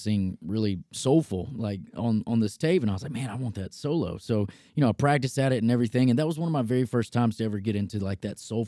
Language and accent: English; Selma, Alabama, United States; also born or lived in Jackson, Alabama; now in Nashville, United States; So I grew up in a small town in Alabama, Selma, Alabama, actually a pretty historic town